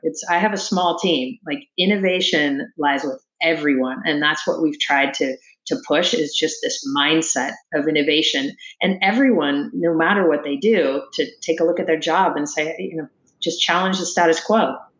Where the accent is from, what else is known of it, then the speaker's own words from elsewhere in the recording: Sacramento, California, United States; I, I grew up in Sacramento, California, playing a lot of sports